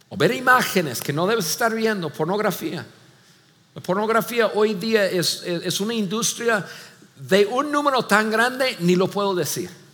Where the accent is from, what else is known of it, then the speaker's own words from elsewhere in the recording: Mexico; como buenos mexicanos